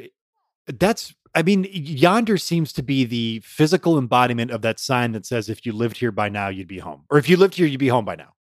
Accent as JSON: {"language": "English", "town": "Detroit", "region": "Michigan", "country": "United States", "tie": "born or raised there"}